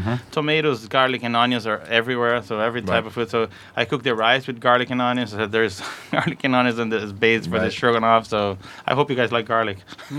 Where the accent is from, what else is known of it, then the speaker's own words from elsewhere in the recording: São Paulo, Brazil; English is a second language; moved away as an adult; now in United States; I was born in Brazil, São Paulo. I lived there for my first 18 years of life, and then I moved over here.